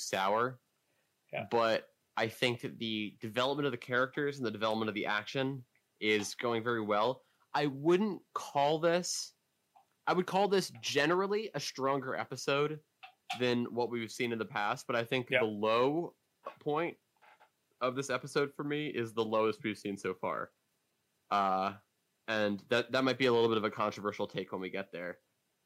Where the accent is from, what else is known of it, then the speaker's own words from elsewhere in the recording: Bethesda, Maryland, United States; moved away as an adult; I'm back in D.C. Or Bethesda, Maryland